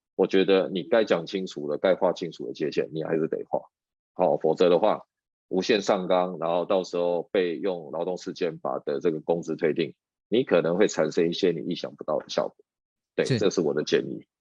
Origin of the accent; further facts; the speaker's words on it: Taiwan; 我们台湾人